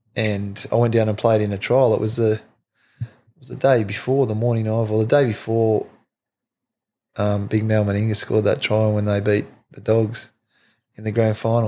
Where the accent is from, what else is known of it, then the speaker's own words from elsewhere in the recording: Forster, New South Wales, Australia; growing up in Foster